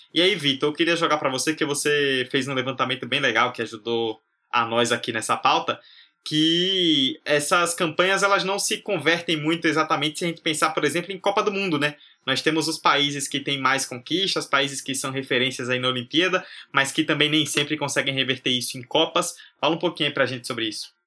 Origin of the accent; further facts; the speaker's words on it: Brazil; nós que somos brasileiros